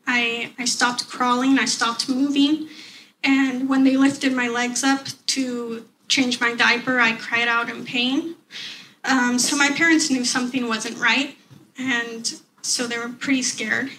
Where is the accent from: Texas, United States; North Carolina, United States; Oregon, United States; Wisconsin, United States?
Oregon, United States; Portland; I am 27 years old and I come from Portland, Oregon